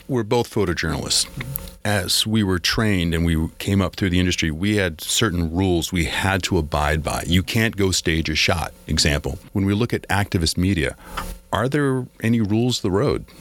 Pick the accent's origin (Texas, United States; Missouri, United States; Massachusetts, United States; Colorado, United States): Massachusetts, United States; I'm from Massachusetts